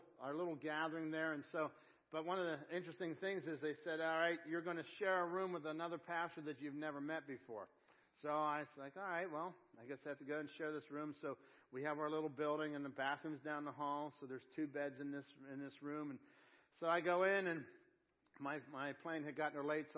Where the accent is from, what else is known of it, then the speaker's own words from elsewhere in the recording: Pittsburgh, Pennsylvania, United States; I'm from Pittsburgh